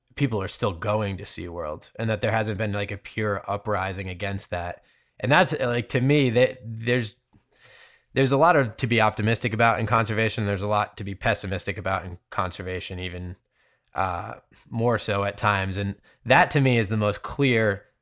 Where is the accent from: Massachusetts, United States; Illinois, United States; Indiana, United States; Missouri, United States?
Massachusetts, United States; Cape Cod; now in California, United States; I grew up on Cape Cod in Massachusetts